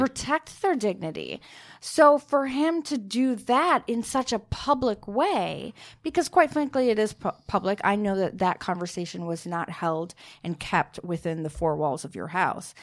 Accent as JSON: {"language": "English", "region": "Minnesota", "country": "United States", "said": "I'm from Minnesota"}